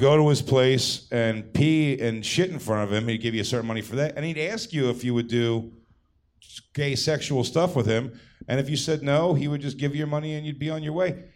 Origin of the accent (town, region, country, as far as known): Philadelphia, Pennsylvania, United States